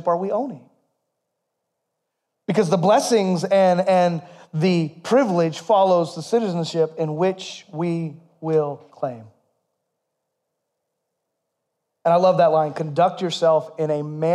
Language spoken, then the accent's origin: English; United States; We're all Americans